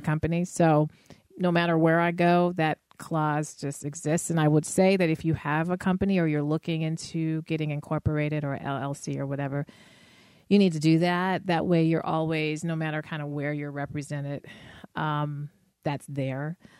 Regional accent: Denver, Colorado, United States; now in Chicago, United States; in Denver at that point, which is my hometown

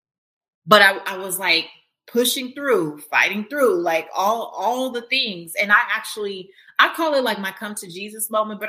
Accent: Los Angeles, California, United States; moved away; also born or lived in Louisiana / Atlanta; I grew up in South Central Los Angeles as a first generation American

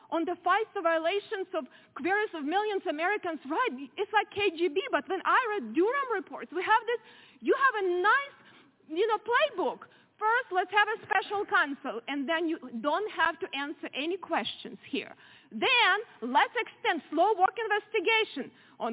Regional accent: Ukraine; born or raised there; English is a second language; moved away as an adult; now in United States

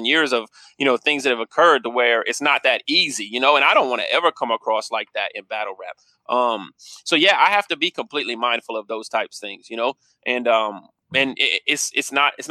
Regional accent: Kansas City, United States; I'm from Kansas City

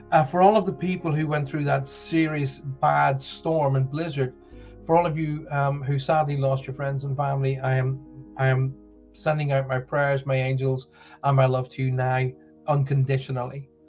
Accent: South West England, United Kingdom; It's …. I'm from Somerset. Uh, people have been going, um, where's Somerset? Somerset is a beautiful county in the south well, kind of south mid southwest of the UK.

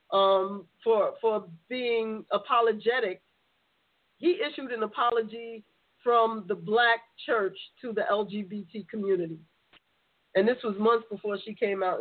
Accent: New York City, New York, United States; I'm from the Bronx

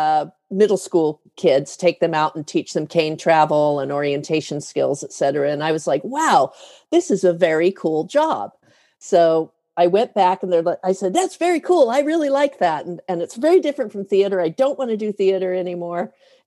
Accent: Denver, Colorado, United States; born there; And I was born in Denver

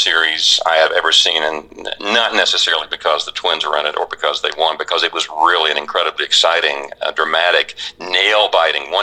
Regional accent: Orlando, Florida, United States; I grew up in Orlando

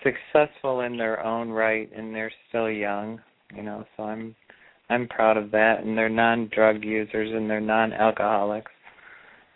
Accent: Chicago, Illinois, United States; I was born at 432 in Illinois, Chicago

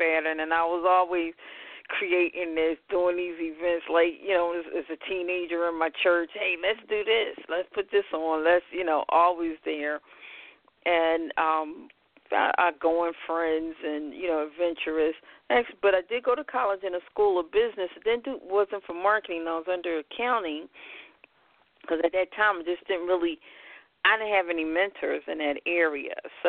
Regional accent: Philadelphia, Pennsylvania, United States; Well, I hail from Philadelphia, born and raised. Been here all my life, even though most people never believe I'm from Philadelphia.

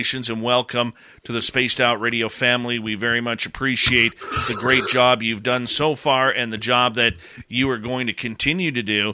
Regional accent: Abbotsford, British Columbia, Canada; when I was like 8 years old at the Abbotsford International Air Show in my hometown

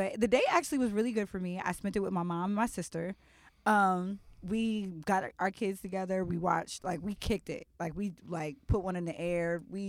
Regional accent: Dayton, Ohio, United States; I'm from South Dayton.

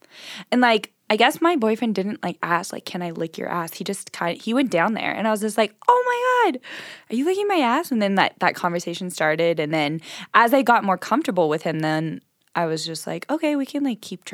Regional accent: Southern California, United States; moved away as an adult; I grew up in Southern California

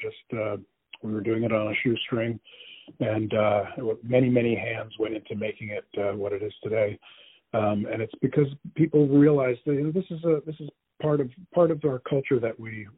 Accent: New Jersey, United States; also born or lived in Connecticut / Massachusetts / Florida / Iowa; I was born in New Jersey many years ago. And I wandered around this country to Connecticut, Massachusetts, down to Florida, out to Iowa, California, back to Iowa, back to California. So I've lived many places, but started off as a kid in New Jersey.

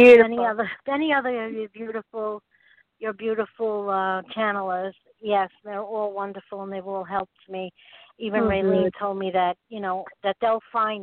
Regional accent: Long Island, New York, United States; I'm from Long Island also.

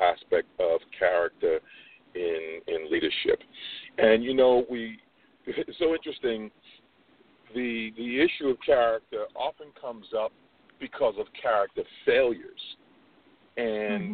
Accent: New York, United States; I'm born and bred in New York, Brooklyn, New York

